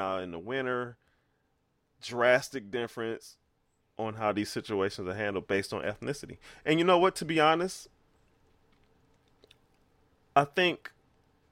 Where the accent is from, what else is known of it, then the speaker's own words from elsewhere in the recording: United States; I am African American